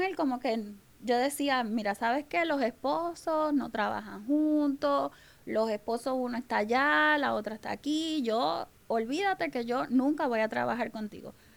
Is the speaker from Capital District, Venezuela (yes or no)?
no; Maracaibo, Zulia, Venezuela; moved away as an adult; now in Puerto Rico; yo soy venezolana, vengo eh, de Venezuela, de Maracaibo, que le llaman la tierra del sol amado